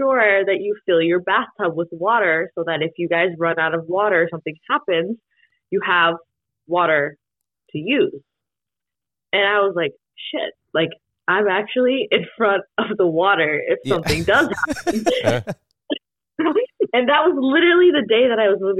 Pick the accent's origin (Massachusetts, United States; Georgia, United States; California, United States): Massachusetts, United States; Hudson; moved away as an adult; growing up back home, I graduated from, I'm from Hudson, Mass. So I graduated Hudson High